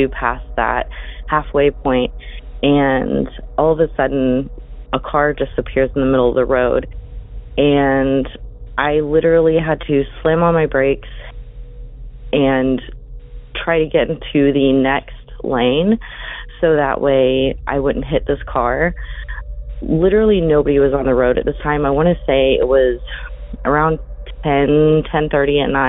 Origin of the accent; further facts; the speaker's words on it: Oklahoma, United States; I'm from Oklahoma